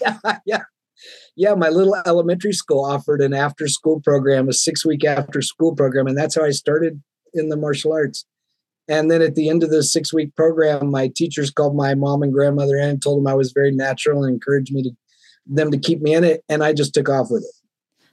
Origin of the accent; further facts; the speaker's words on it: the South, United States; now in Seattle, United States; I grew up in the South in the Bible Belt where gender roles were very defined